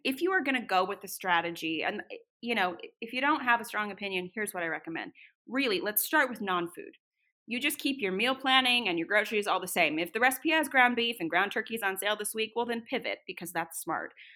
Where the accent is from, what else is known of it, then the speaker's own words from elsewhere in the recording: Northern California, United States; now in Boise, United States; I grew up in Northern California